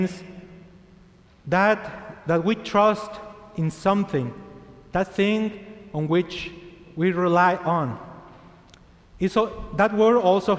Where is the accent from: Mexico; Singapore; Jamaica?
Mexico; Chihuahua; English is a second language; moved away as an adult; also born or lived in El Paso, Texas; I was born in Chihuahua, Mexico, and I'm 34 years old